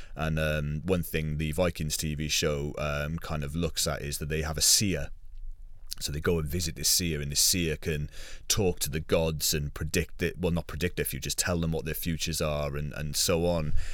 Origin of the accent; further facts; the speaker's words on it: United Kingdom; being British